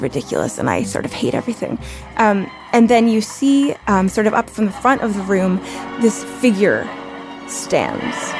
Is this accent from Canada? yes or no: yes; Canada; moved away as an adult; now in United States; I am Canadian.